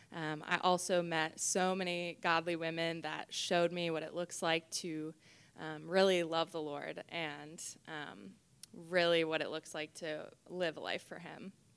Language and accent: English; Algonquin, Illinois, United States; moved away as an adult; also born or lived in Taylor University, Indiana / Chicago; I grew up in the Chicago area, um, Algonquin, Illinois